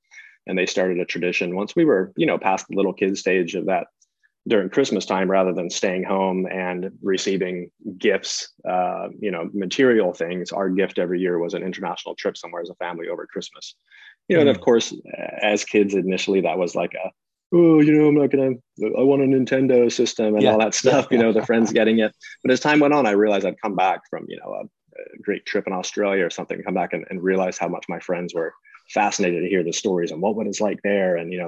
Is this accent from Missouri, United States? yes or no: no; North Carolina, United States; And so I was born in North Carolina and outside of Charlotte.